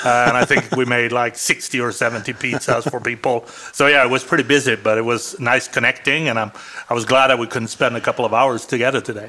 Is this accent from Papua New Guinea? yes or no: no; Sweden; first language Swedish; English is a second language; now in Arizona, United States; one of the things that I grew up with in Sweden